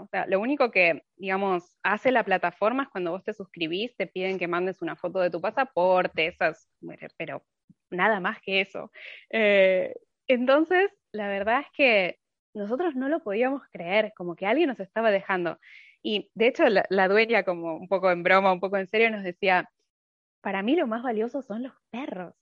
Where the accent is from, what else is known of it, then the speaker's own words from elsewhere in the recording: Argentina; moved away as an adult; also born or lived in Buenos Aires; now in Finland; hace tres años que, que me fui de Argentina